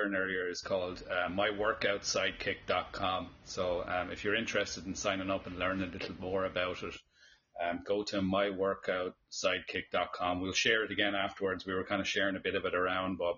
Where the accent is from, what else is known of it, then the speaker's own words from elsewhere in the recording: Ireland; I'm Irish